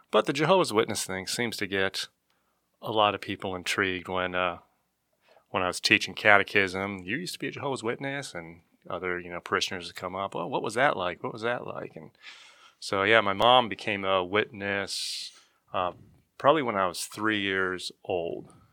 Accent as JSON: {"language": "English", "town": "Lake Havasu City", "region": "Arizona", "country": "United States", "tie": "born or raised there", "said": "I was born and raised in Lake Havasu City, Arizona"}